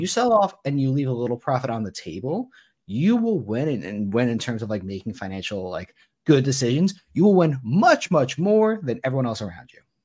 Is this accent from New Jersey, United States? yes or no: yes; New Jersey, United States; I'm from New Jersey